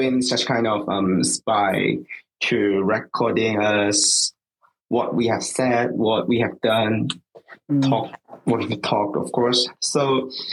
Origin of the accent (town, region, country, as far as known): Hong Kong; born or raised there; now in Japan